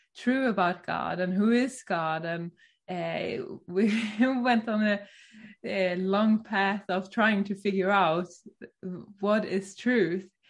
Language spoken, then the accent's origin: English; Sweden; now in Norway; I'm from Sweden.